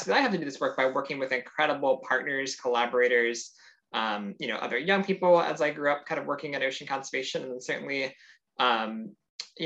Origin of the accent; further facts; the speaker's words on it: Sarasota, Florida, United States; I grew up in South Florida in the United States